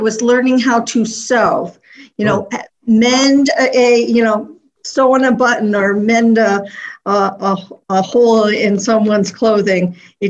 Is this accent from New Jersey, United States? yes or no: no; upstate New York, United States; also born or lived in Philadelphia, Pennsylvania; now in Greensboro, United States; Philadelphia, so no matter where I live, I'm always from the city of brotherly love. I grew up in upstate New York, I talk fast and I move fast.